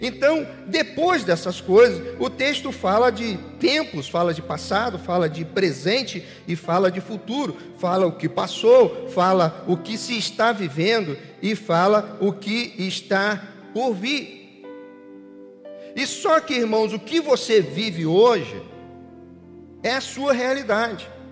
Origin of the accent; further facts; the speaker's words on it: Brazil; nós, como brasileiros